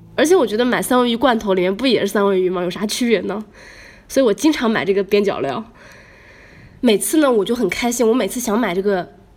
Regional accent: northern China, China; now in Shanghai, China; 我们北方人

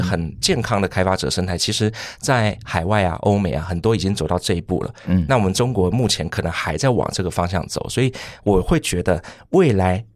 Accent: Taipei, Taiwan; 刚刚忘记介绍我是台北人

